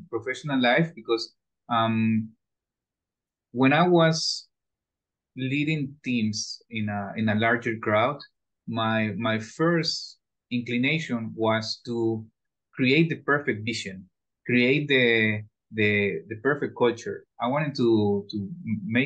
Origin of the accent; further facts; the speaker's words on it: Ecuador; I studied in a German school all my life in Ecuador. I come from Ecuador